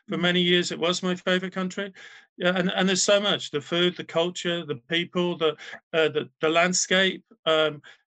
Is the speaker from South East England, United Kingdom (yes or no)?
no; Wales, United Kingdom; I'm from Wales